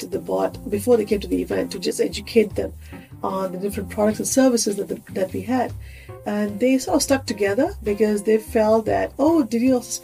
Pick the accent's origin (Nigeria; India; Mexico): India; moved away as an adult; now in Singapore; I grew up in India